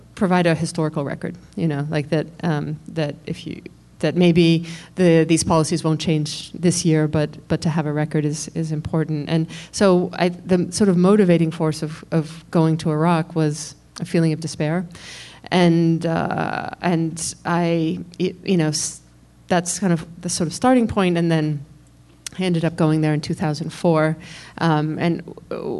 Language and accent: English; New York, United States; I'm a New Yorker, and was here on 9/11